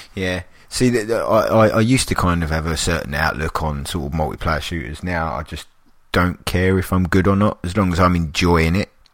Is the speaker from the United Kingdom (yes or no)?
yes; London, United Kingdom; I'm a Londoner